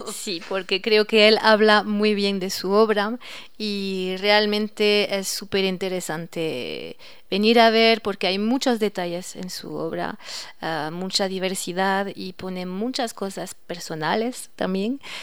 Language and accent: Spanish; Nantes, Pays de la Loire, France; moved away as an adult; now in Ecuador; Yo vengo del oeste de Francia, cerca del Atlántico, Nantes, la ciudad de Nantes